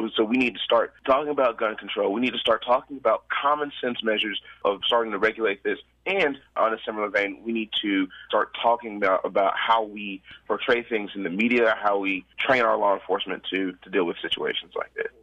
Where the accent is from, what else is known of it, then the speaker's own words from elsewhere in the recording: Little Rock, Arkansas, United States; I'm from Little Rock.